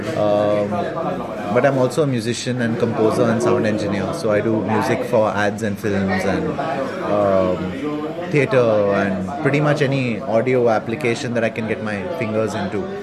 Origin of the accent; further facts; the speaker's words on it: India; I'm often mistaken for not being Indian in a lot of European countries